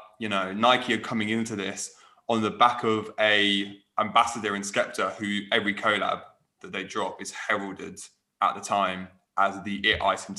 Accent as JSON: {"language": "English", "town": "Manchester", "region": "North West England", "country": "United Kingdom", "tie": "born or raised there", "said": "As a baller, obviously, you know, born and raised in Manchester, who plays for Manchester United, I wasn't entirely sure how well it connected."}